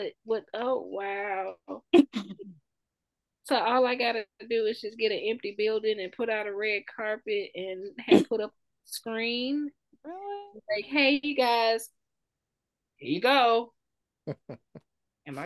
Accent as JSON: {"language": "English", "area": "the South", "region": "Southern United States", "country": "United States", "accent": "Southern", "said": "us as Southerners"}